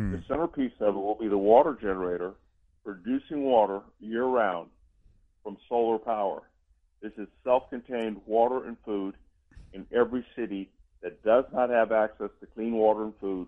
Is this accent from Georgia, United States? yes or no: yes; Columbus, Georgia, United States; I'm from Georgia, so in and I was out. Yeah, I was born in Columbus.